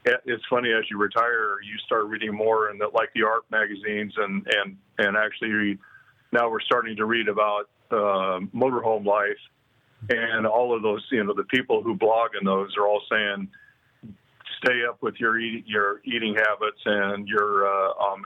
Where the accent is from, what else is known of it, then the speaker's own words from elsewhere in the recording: California, United States; born and raised in California